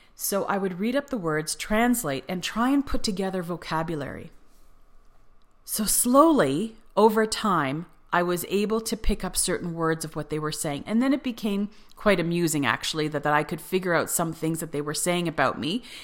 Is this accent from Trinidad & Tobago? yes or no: no; Canada; moved away as an adult; also born or lived in Cyprus; in Canada, you aren't really taught grammar when you take English class